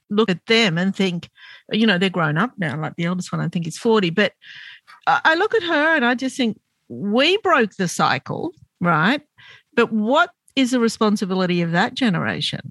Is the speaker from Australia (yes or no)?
yes; Australia; I'm Lebanese Australian and my parents were first generation Lebanese and they came to this country to give us a better life.